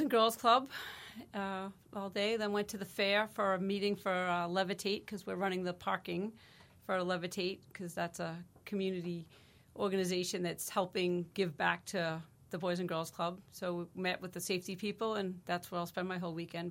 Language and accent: English; Marshfield, Wisconsin, United States; I grew up in Marshfield, and I'm just proud to be a part of this community